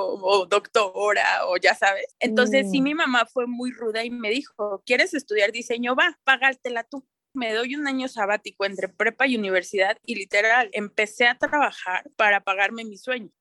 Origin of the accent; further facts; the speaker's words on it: Toluca, State of Mexico, Mexico; yo soy de Toluca